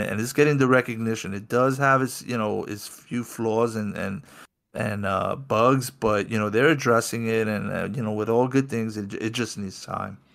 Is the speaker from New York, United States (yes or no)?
yes; New York City, New York, United States; my trek started out of my hometown of New York City